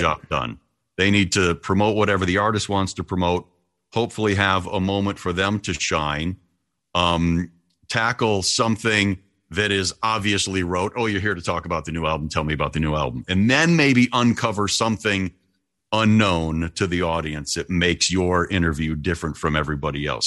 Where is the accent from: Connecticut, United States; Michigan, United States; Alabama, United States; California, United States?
Michigan, United States; outside of Detroit; moved away as an adult; also born or lived in Toledo, Ohio / Dayton, Ohio / Columbus, Ohio / Cincinnati, Ohio; here's a four mile radius from where I grew up outside of Detroit, Michigan